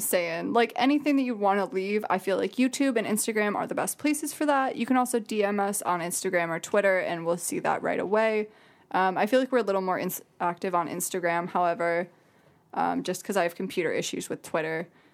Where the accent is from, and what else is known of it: Jackson, Michigan, United States; born or raised there